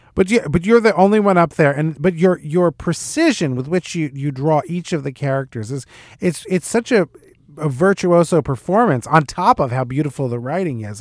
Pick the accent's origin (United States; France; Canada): United States; Little Falls, New Jersey; I'm from a northern New Jersey town called Little Falls.